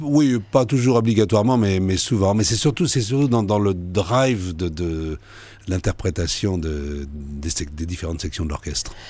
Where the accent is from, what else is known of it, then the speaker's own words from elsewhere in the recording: France; on est en France, je vis en France, je suis français